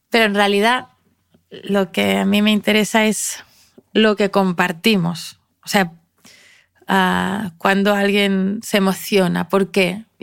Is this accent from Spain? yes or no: yes; Spain; first language ca; Spanish is a second language; aprendí a cantar mejor catalán, que es mi lengua materna